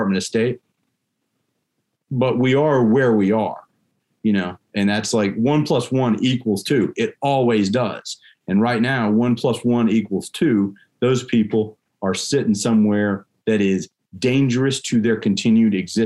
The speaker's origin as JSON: {"language": "English", "country": "United States", "said": "being an American citizen"}